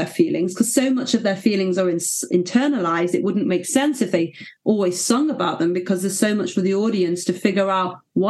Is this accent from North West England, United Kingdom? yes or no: yes; Manchester, North West England, United Kingdom; in Manchester. Beautiful. Which is very exciting. It's my hometown